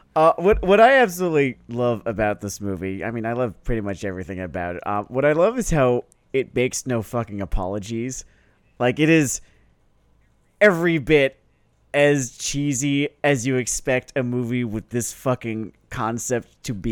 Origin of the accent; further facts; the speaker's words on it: United States; first language English; I am an American. I speak English as a first language